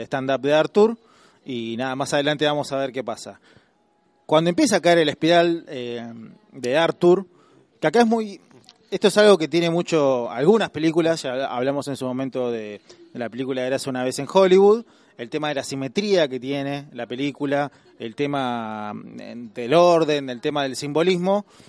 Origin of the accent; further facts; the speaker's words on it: Argentina; como somos eh, argentinos